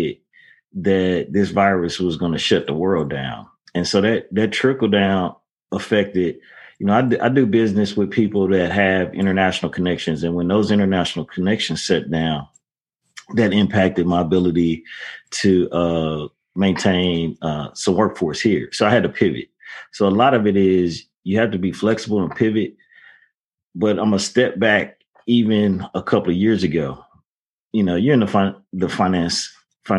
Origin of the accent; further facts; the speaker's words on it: St. Louis, Missouri, United States; now in Dallas, United States; I grew up in St. Louis